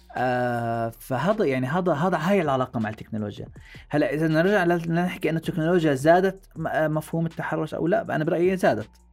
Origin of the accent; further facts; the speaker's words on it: Jordan; عاداتنا وتقاليدنا نحن كأردنيين